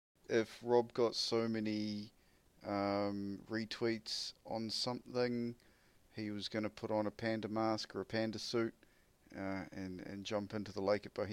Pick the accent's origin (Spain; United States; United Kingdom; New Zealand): New Zealand; I'm from New Zealand, mate.